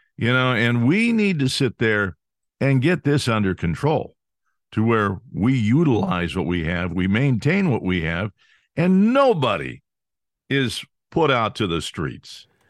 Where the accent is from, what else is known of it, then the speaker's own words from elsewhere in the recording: California, United States; I grew up in California